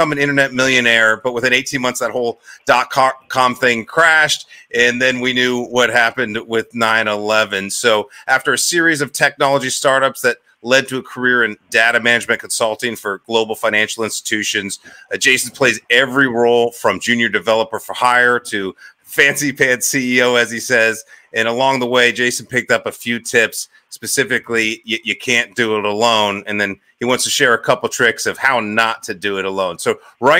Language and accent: English; Northeast Ohio, United States; I'm from Ohio. I'm from Northeast Ohio, Amish country